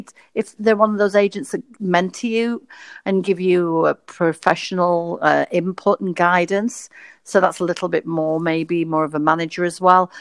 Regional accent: Blackpool, North West England, United Kingdom; I'm from Blackpool, which can be a small town

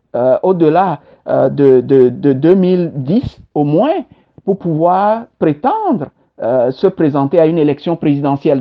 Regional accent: Togo; moved away as an adult; also born or lived in Kpalimé, Togo / Bassar, Togo / Lomé, Togo / Senegal; now in Montreal, Canada; je suis togolais et fier de l'être

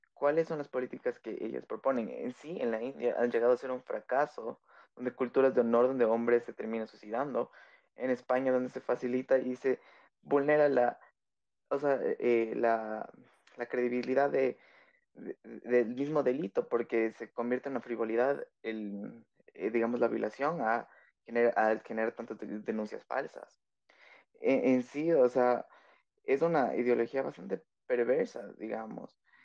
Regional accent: Quito, Pichincha, Ecuador; soy de Tequito, capitalino

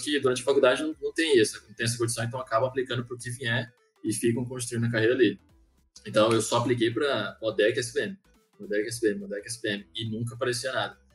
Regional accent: Maranhão, Brazil; moved away; aí eu voltei pro Maranhão, que eu sou do Maranhão, inclusive

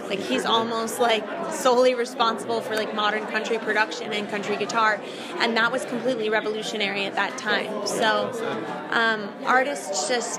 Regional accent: Connecticut, United States; moved away as an adult; also born or lived in Florida / Tennessee; I'm originally from Connecticut, and then the past few years I've lived back and forth between here and Florida.

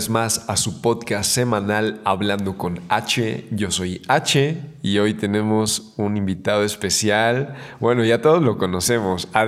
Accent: Mexico; como buen mexicano, unos tacos

